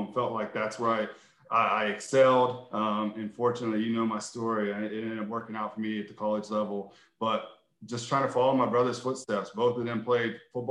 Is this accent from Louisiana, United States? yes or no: no; Vandergrift, Pennsylvania, United States; I grew up in Vandergrift, Pennsylvania, which is about 45 minutes outside of Pittsburgh. That's my roots